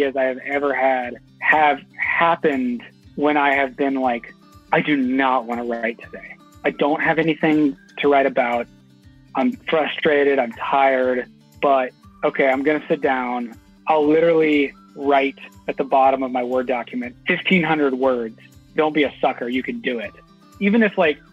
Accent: Houston, Texas, United States; I grew up in Houston, Texas

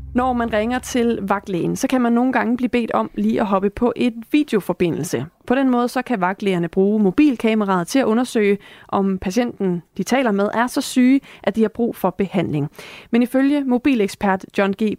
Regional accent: Esbjerg, Southern Denmark, Denmark; moved away; Det er jo min fødeby

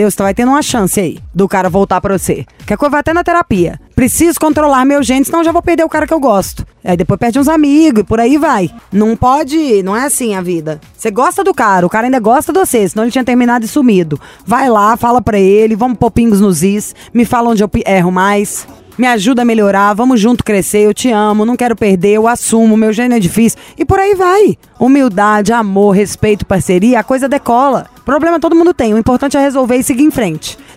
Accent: Belo Horizonte, Minas Gerais, Brazil; Sou de BH.

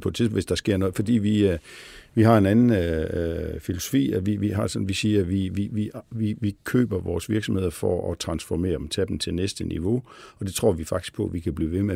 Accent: Billund, Southern Denmark, Denmark; moved away as an adult; also born or lived in Copenhagen; jeg stammer fra Billund, øh, hvor jo sådan er en meget Lego-orienteret øh, by og har haft øh, sådan Lego ind under huden

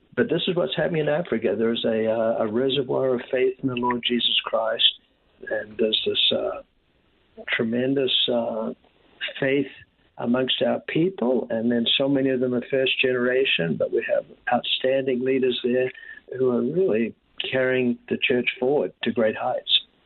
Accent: New Zealand; moved away as an adult; when I was very young uh, in New Zealand, I think the experiences of growing up in the Pacific

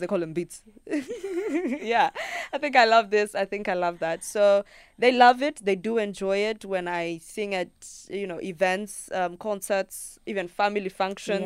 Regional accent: Kenya; first language Luo; English is a second language

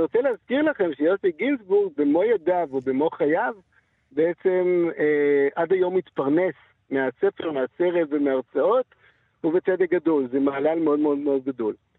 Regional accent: Israel; בתור ישראלים

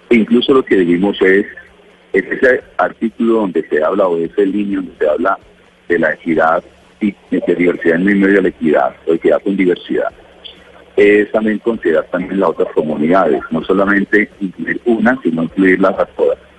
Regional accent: Colombia; que aquí estamos hablando simplemente de equidad y de acceso a igualdad de oportunidades como colombianos.

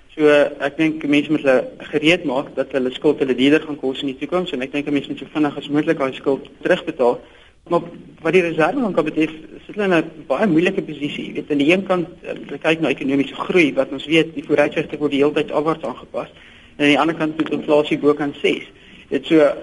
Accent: South Africa; ons as Suid-Afrikaners

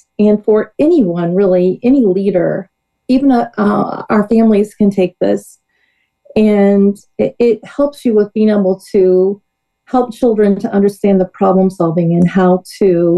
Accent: Georgetown, Illinois, United States; I actually started in Georgetown Ridge Farm School District, which is my home district. That's where I went to school

